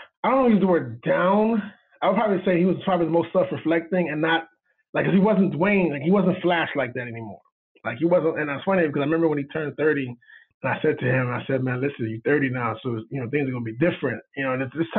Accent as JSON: {"language": "English", "town": "Miami", "region": "Florida", "country": "United States", "said": "I'm from Miami"}